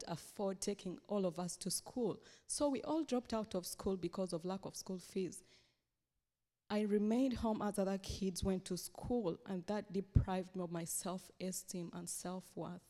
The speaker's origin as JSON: {"language": "English", "country": "Uganda", "tie": "born or raised there", "said": "I come from Uganda"}